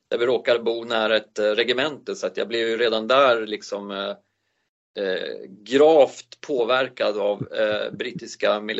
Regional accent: Sollentuna, Stockholm County, Sweden; also born or lived in Uppsala; Jag är född i Uppsala. Men jag har inte någon riktig anknytning till Uppsala eftersom jag inte minns ett skvatt. Eh, vi flyttade väl därifrån när jag var två månader till Edsberg där jag råkar sitta just nu som är en del av Sollentuna.

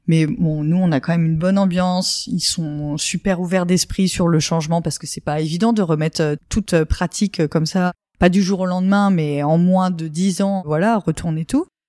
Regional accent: Champagne, Grand Est, France; moved away as an adult; also born or lived in Montpellier / Paris; revenir dans ma région natale

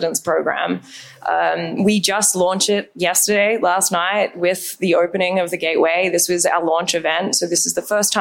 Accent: Australia; accent: Australian; moved away; If you can't tell from my accent, I'm Australian

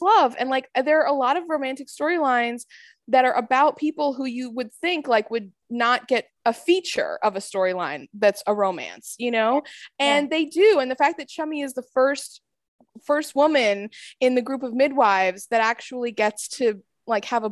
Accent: United States; being an American

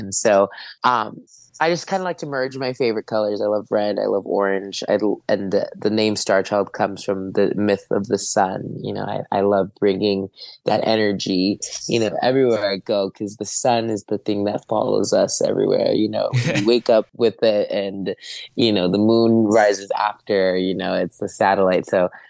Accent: California, United States; I have a really big connection to the sun because I grew up in California.

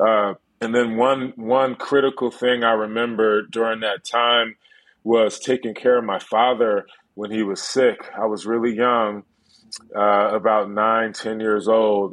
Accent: Plainfield, New Jersey, United States; I grew up in Plainfield, New Jersey, in a place where everybody around me was arrested for cannabis

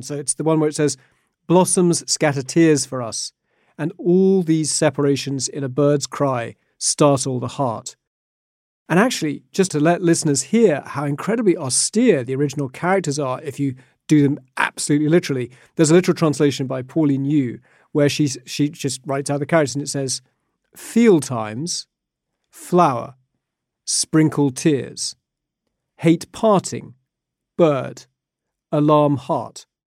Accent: United Kingdom; as a British kid, you do learn poetry

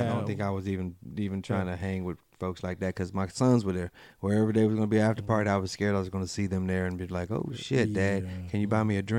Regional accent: Raleigh, North Carolina, United States; I'm from Raleigh, so I'm always polite, always nice.

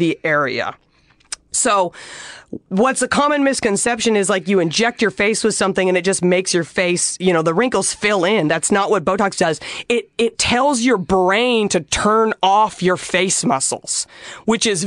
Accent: Dallas, Texas, United States; now in Los Angeles, United States; I'm from Dallas. I grew up in Dallas in the 90s

